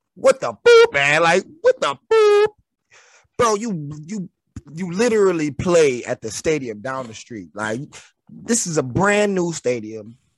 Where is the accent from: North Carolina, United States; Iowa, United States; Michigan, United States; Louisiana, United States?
Michigan, United States; Detroit; I'm from Detroit.